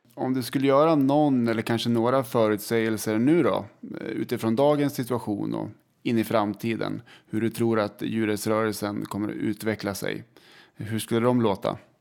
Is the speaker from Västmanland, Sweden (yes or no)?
yes; Västerås, Västmanland, Sweden; vi är från Västerås